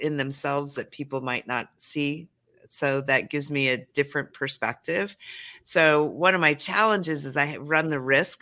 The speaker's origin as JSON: {"language": "English", "region": "Montana", "country": "United States", "moved": "yes", "lives_now": "Los Angeles, United States", "said": "I am a Montana country girl through and through"}